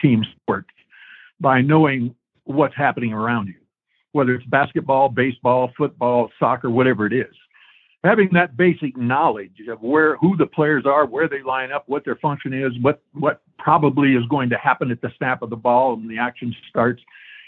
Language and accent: English; Stow, Ohio, United States; growing up in Stowe, Ohio, which was roughly about 20 miles from Akron